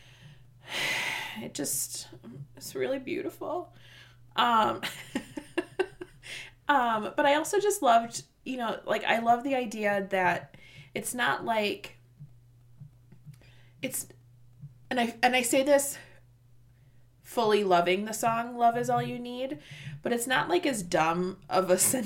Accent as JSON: {"language": "English", "region": "Midwest", "country": "United States", "said": "we're from the Midwest"}